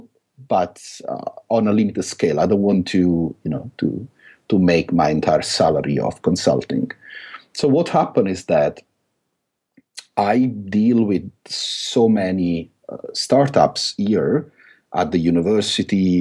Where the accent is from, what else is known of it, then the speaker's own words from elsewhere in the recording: Italy; accent: thick Italian; English is a second language; now in London, United Kingdom; I still have this thick Italian accent